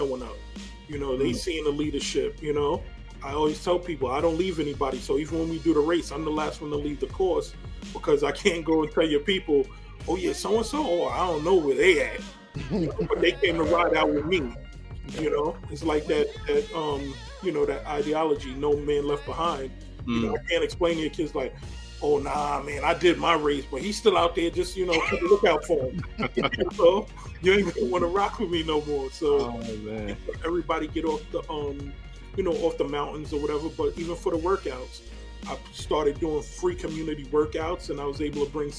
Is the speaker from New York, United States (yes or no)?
yes; New York City, New York, United States; growing up in the Northeast Bronx, I used to live on 219th and Willard Avenue